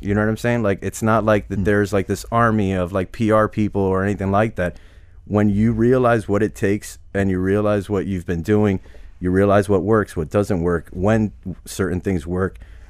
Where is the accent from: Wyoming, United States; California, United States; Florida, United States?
Florida, United States; Hialeah; also born or lived in Cutler Ridge; So, I mean, it was like we grew up in Hialeah. Then we moved to Cutler Ridge.